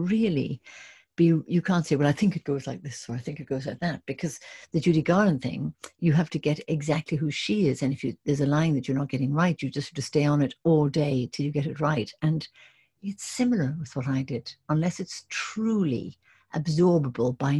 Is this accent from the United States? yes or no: no; Ireland; moved away as an adult; also born or lived in England; I was from Ireland and doing Shakespeare in England